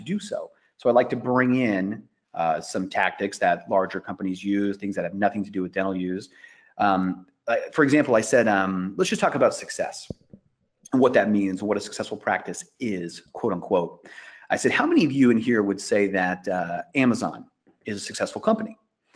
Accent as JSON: {"language": "English", "region": "Iowa", "country": "United States", "tie": "born or raised there", "said": "I grew up in Iowa"}